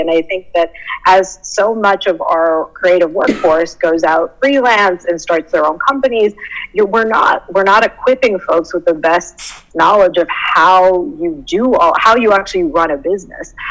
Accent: Canada; moved away as an adult; also born or lived in Southern California; I'm Canadian. So I guess the story begins as a Canadian transport in Southern California

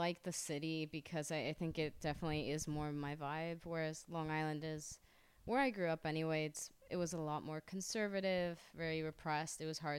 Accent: Honduras

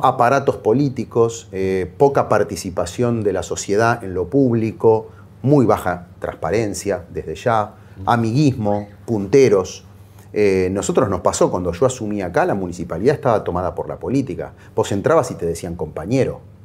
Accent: Santos Lugares, Buenos Aires Province, Argentina; also born or lived in Caseros; Nací en Caseros, me crié en santos lugares, el barrio de la Virgen de Lourdes y de Ernesto Sábato

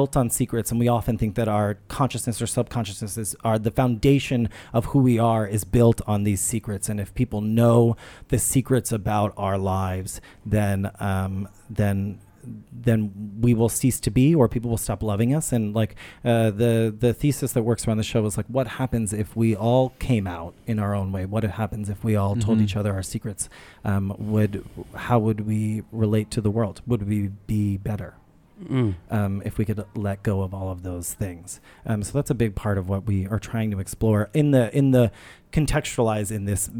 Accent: New Orleans, Louisiana, United States; also born or lived in upstate New York; now in New York, United States; I'm from New Orleans.

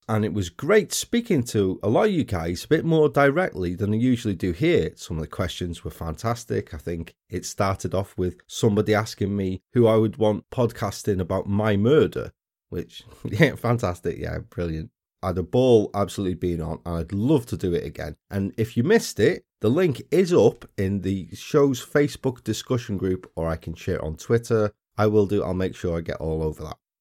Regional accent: Wales, United Kingdom; we're back in my home country, although not this time up in my part.

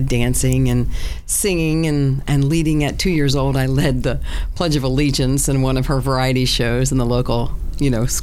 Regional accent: Tuckerton, New Jersey, United States; I'm from South Jersey. I was born in Tuckerton, New Jersey, to a boat builder

